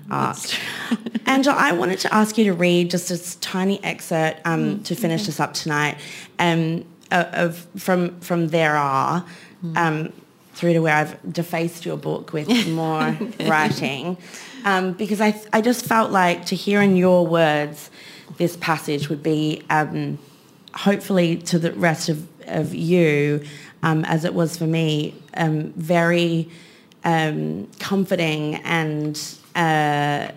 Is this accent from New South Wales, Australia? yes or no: no; Queensland, Australia; I grew up in Queensland